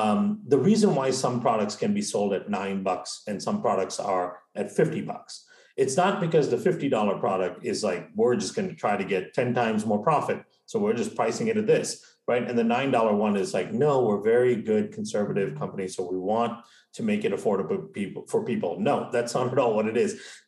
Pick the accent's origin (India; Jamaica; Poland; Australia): India; also born or lived in Malaysia; now in United States; So I grew up in India and Malaysia, right? And before moving to the States.